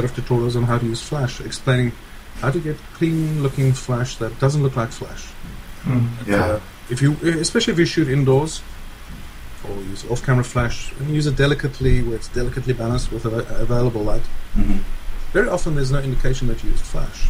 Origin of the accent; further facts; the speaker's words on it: South Africa; moved away as an adult; now in United States; I'm originally from South Africa, and we immigrated to the United States 15 years ago